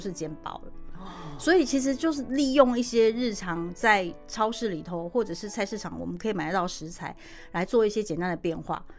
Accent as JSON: {"language": "Chinese", "country": "Taiwan", "said": "我们台湾人可能吃冷便当觉得不习惯"}